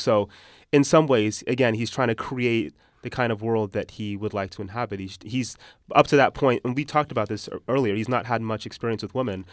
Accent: Utah, United States; accent: American; moved away; also born or lived in Texas; when I was growing up in Utah

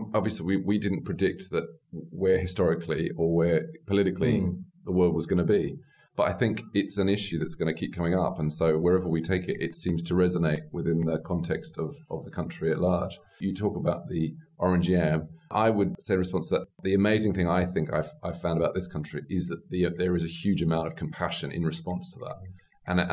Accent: Australia; I'm an Australian, I suppose I say an Australian Republican

